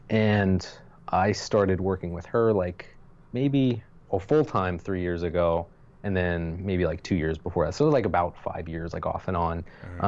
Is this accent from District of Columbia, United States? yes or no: no; Pennsylvania, United States; I grew up in near Lancaster, Pennsylvania